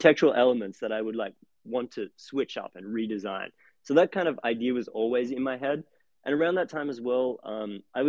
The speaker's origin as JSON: {"language": "English", "country": "Australia", "tie": "born or raised there", "moved": "as an adult", "lives_now": "Brooklyn, United States", "said": "growing up in Australia"}